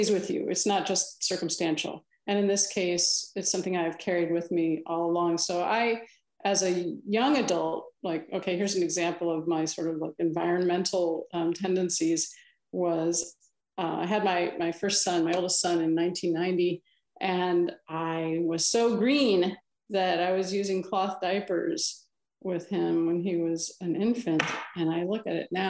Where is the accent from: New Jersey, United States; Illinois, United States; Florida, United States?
Illinois, United States; Milan; moved away; I grew up in Western Illinois, the Quad Cities